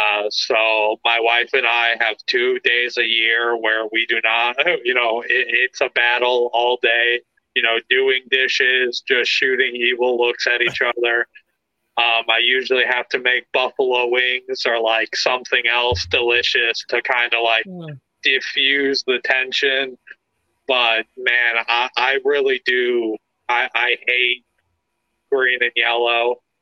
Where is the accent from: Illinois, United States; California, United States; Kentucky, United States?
Illinois, United States; Lake County, Northern; I'm from Northern Illinois, Lake County. Shout out Lake County, Illinois.